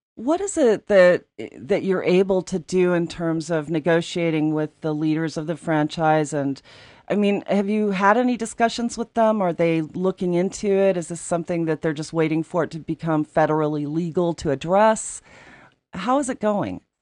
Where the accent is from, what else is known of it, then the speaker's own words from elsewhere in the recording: Aspen, Colorado, United States; When I was growing up in Aspen